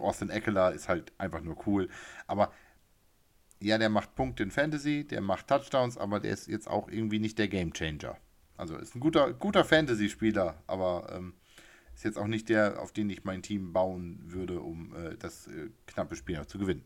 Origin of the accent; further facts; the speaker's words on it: municipality neighbouring Ostrhauderfehn, Lower Saxony, Germany; in Ostrauder-Feen, in der Nachbarkommune meines Heimatortes